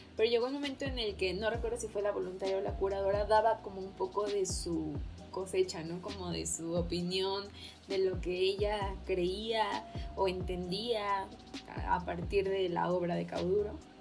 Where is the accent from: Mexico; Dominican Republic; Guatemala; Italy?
Mexico; nuestra cultura como mexicanos